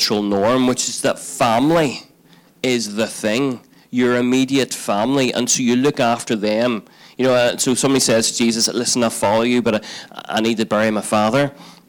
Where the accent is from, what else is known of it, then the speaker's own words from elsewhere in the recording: Belfast, Northern Ireland, United Kingdom; Debbie and I lived in Belfast, and we grew up in Belfast